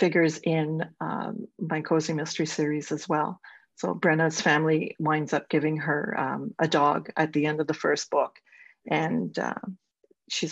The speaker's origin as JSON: {"language": "English", "region": "Ontario", "country": "Canada", "said": "I'm a Canadian. I live in Southern Ontario"}